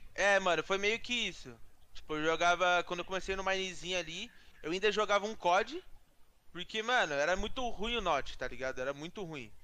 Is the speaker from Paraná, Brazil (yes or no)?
no; Campinas, São Paulo, Brazil; Sou de Campinas também